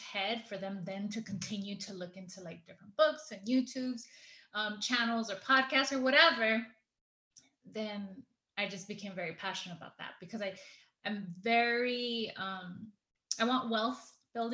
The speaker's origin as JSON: {"language": "English", "town": "Los Angeles", "region": "California", "country": "United States", "tie": "born or raised there", "said": "I grew up in Echo Park"}